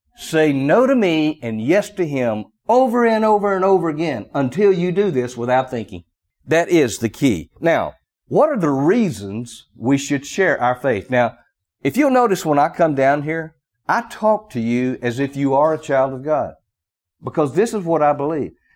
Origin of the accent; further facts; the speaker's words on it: the South, United States; accent: strong Southern drawl; I have somewhat of a strong Southern drawl.